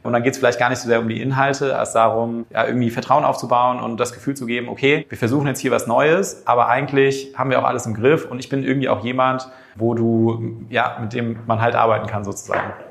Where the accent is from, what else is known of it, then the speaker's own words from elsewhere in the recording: Germany; als Deutscher wächst ja auf